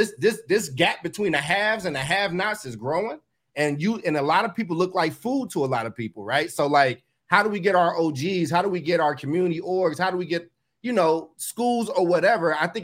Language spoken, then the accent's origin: English; Oakland, California, United States; I'm from Oakland